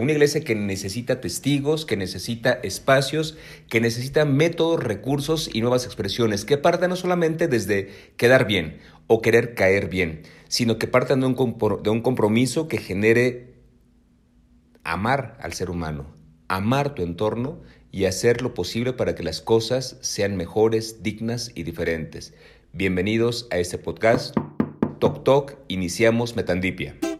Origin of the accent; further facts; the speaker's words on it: Mexico City, Mexico; soy chilango de nacimiento